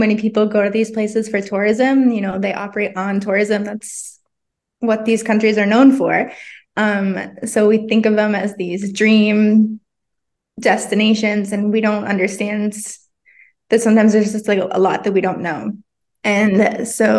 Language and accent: English; Vermont, United States; now in Southern California, United States; living in Southern California, but, born and raised in Vermont.